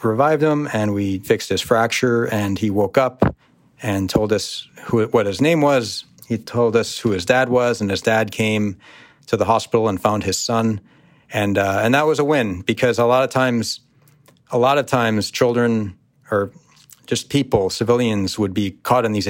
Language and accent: English; United States; born or raised there